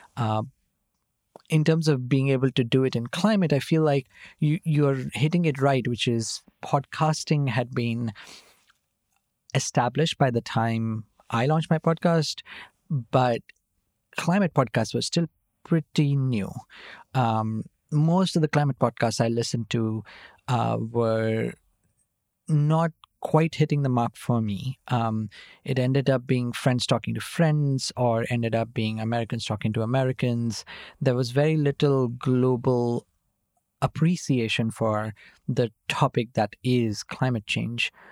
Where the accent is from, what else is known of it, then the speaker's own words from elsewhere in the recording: Nashik, Maharashtra, India; moved away as an adult; also born or lived in Mumbai / Oxford; I was born in Nasik, uh, in Maharashtra, um, and I grew up there. I was there till, uh, I was, uh, finishing my twelfth standard